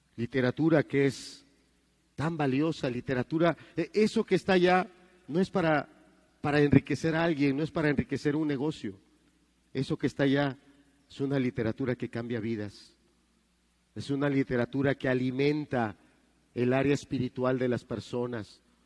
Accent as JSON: {"language": "Spanish", "country": "Mexico"}